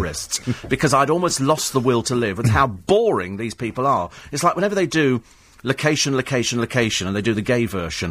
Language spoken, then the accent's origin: English; Bromley, London, United Kingdom; I was born in Bromley, actually.